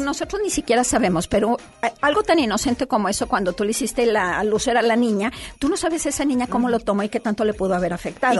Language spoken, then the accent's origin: Spanish; Torreón, Coahuila, Mexico; now in Monterrey, Mexico; Yo soy de fuera, Lore, yo vengo de Torreón